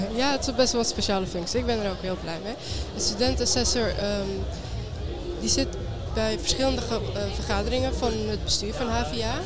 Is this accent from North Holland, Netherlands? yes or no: yes; Amsterdam, North Holland, Netherlands; ik ben ook geboren en opgegroeid in Amsterdam